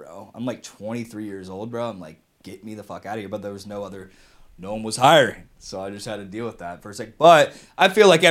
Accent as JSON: {"language": "English", "town": "Nashville", "region": "Tennessee", "country": "United States", "said": "I'm from Nashville. I went to University of Tennessee. Like, I've done Broadway since I had a fake ID at the age of 18. I'm 27."}